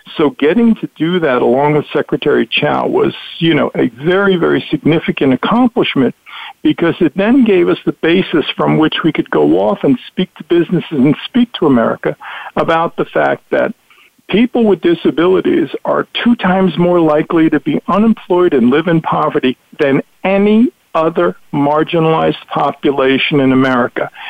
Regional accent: New York City, New York, United States; I'm from Brooklyn

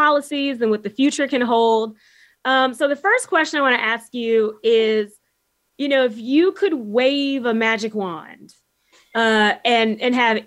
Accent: Houston, Texas, United States; now in Charlottesville, United States; I grew up in Houston

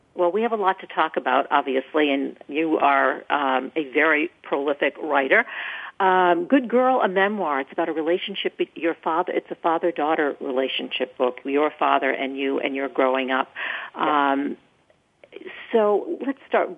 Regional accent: Maine, United States; moved away; I'm from Maine originally

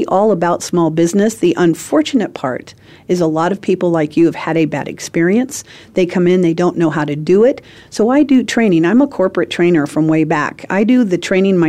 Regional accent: San Francisco Bay Area, California, United States; moved away as an adult; also born or lived in Central Valley, California / San Diego; now in Arizona, United States; I'm a native of San Francisco Bay Area. I lived in the fourth house from the top on Lombard Street

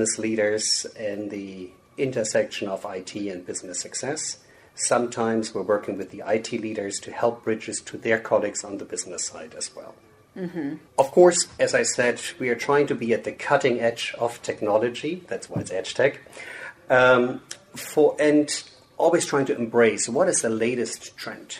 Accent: Germany; moved away as an adult; now in United States; I'm born and raised in Germany, but I moved to the U.S. about, 20-something years ago.

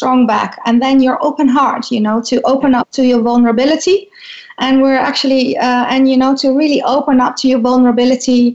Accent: Netherlands; growing up in the Netherlands is like growing up in a very, I think, safe and tolerant space

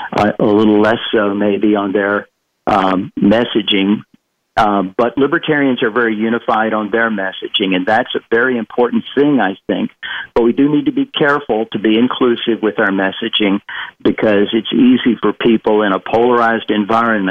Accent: the South of the U.S., United States; I'm from the South

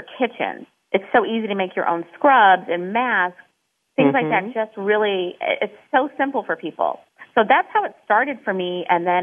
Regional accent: Midwest, United States; moved away; I'm from the Midwest

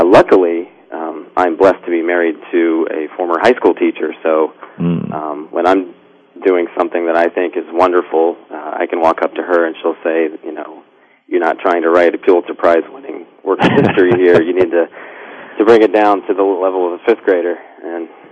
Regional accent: Richmond, Virginia, United States; also born or lived in Pittsburgh, Pennsylvania; I was born in Pittsburgh, but my family moved to Richmond when I was about 5 years old

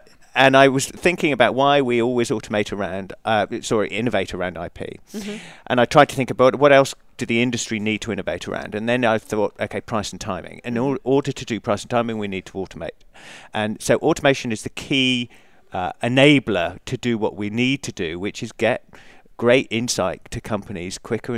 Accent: England, United Kingdom; You may have picked up from the accent that I'm English.

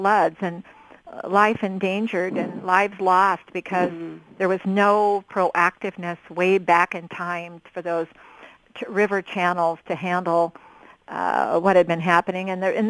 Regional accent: Oregon, United States; growing up in Oregon

